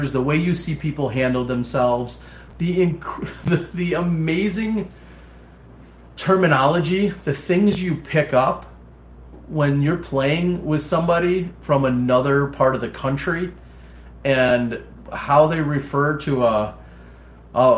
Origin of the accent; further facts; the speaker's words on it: Appleton, Wisconsin, United States; my hometown in at the time Appleton, Wisconsin